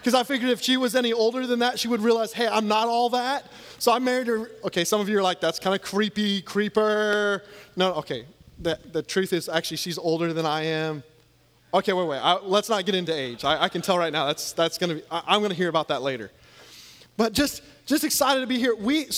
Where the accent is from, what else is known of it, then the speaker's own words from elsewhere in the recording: Louisiana, United States; I'm actually from Louisiana where we know how to celebrate like national championships at least a few years ago.